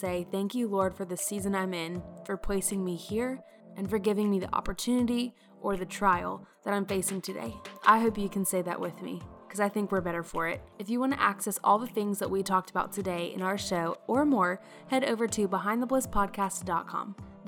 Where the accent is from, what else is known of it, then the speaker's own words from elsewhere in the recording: South Carolina, United States; Well, I'm from South Carolina, so I feel like